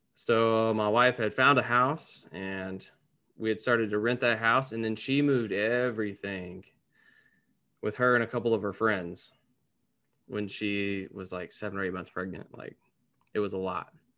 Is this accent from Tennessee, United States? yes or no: yes; Gallatin, Tennessee, United States; moved away as an adult; now in Dallas-Fort Worth, United States; I'm originally from Gallatin, Tennessee, which is a little subset of Nashville